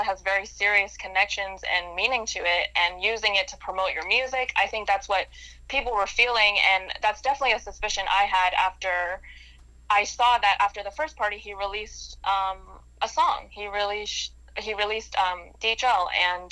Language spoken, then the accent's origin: English; Maryland, United States; moved away as an adult; now in New York, United States; I grew up in Maryland outside of D.C.